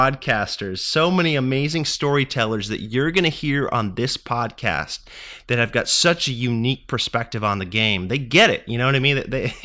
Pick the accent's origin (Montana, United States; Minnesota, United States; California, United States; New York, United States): California, United States; Sacramento; I'm from Sacramento, California